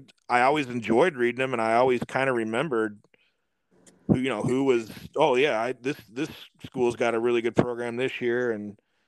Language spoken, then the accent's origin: English; St. Louis, Missouri, United States; I'm from St. Louis